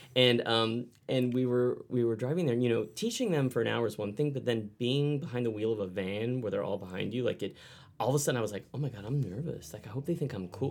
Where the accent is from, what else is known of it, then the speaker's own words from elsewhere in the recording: Texas, United States; growing up in Texas